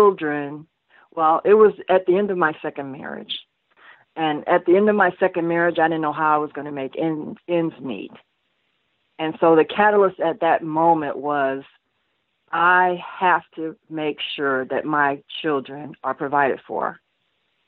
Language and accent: English; New York City, New York, United States; I was born in Brooklyn, New York, one of four girls, and we all grew up in separate homes